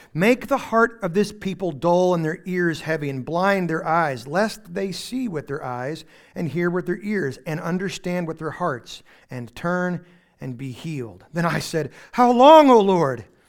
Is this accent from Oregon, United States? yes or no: no; Texas Panhandle, United States; also born or lived in Houston; now in East Texas, United States; I am from the Texas Panhandle, where we only got electricity about twelve years ago.